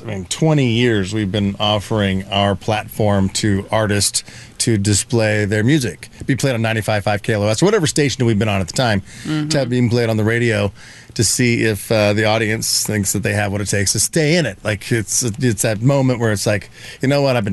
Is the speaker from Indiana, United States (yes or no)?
yes; Indiana, United States; now in California, United States; I grew up in Indiana